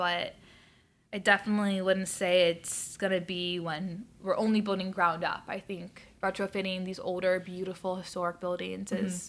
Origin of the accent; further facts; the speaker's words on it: West Coast, United States; now in Chicago, United States; so growing up on the West Coast and being on the water, I loved it.